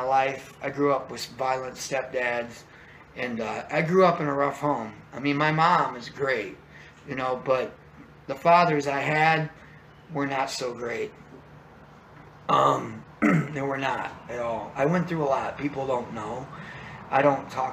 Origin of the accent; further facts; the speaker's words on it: Chesterton, Indiana, United States; moved away; I'm actually originally from Chesterton, Indiana